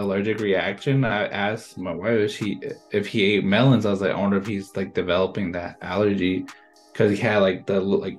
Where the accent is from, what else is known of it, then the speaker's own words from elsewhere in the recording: Flagstaff, Arizona, United States; moved away as an adult; I'm from Flagstaff and it snows